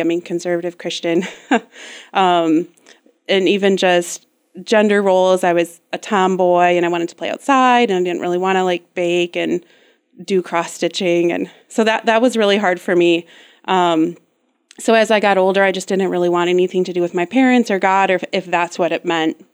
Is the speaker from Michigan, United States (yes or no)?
yes; West Michigan, United States; also born or lived in Grand Rapids, Michigan; I was born and raised here in West Michigan, um, and lived here until I was about nineteen